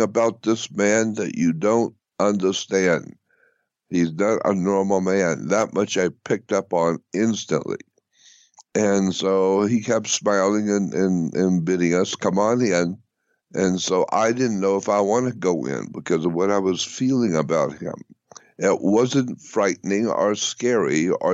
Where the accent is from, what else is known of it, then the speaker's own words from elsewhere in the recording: Pensacola, Florida, United States; moved away as an adult; also born or lived in North Hollywood; now in Los Angeles, United States; I was born and raised in Pensacola, Florida